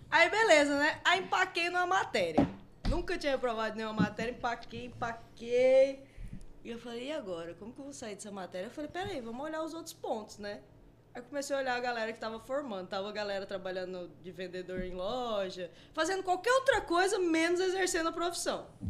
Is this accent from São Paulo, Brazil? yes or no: no; Rondonópolis, Mato Grosso, Brazil; also born or lived in Guiratinga / Ouro Branco; eu sou de Rondonópolis uhum. porque eu cresci aqui, todas as, as amizades que eu tenho é aqui.